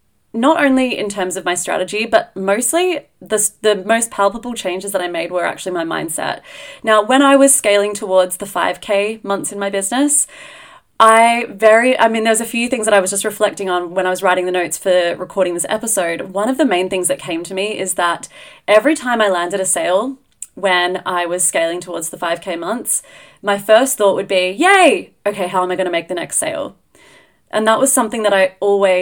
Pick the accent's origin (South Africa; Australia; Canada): Australia; now in Edinburgh, United Kingdom; being Australian